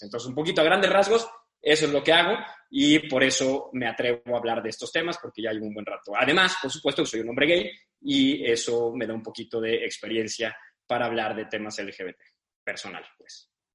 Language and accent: Spanish; San Luis Potosí, Mexico; also born or lived in Mexico City; Yo, si bien no nací aquí, nací en la Ciudad de México, viví toda mi vida en San Luis hasta los 18 años, de ahí me fui a estudiar a la Ciudad de México.